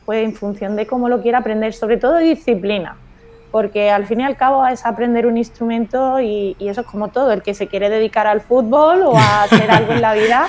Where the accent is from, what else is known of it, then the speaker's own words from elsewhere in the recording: Córdoba, Andalusia, Spain; moved away as an adult; now in Algeciras, Spain; yo soy de Córdoba